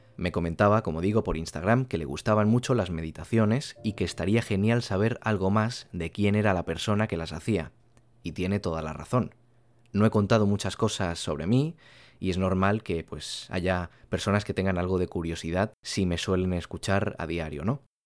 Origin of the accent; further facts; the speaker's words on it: Castellón de la Plana, Valencian Community, Spain; Soy de una ciudad al ladito de Valencia que se llama Castellón de la Plana